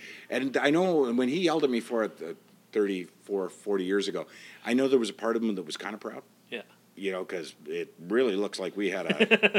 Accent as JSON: {"language": "English", "region": "Prince Edward Island", "country": "Canada", "said": "I know, you say it like you don't think I'd know it because of my, I have no accent, but I'm from Prince Edward Island."}